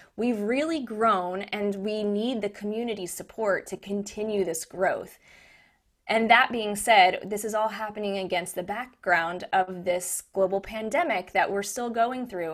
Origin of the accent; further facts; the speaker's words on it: Lexington, Kentucky, United States; moved away as an adult; also born or lived in New York; This is my hometown. I grew up here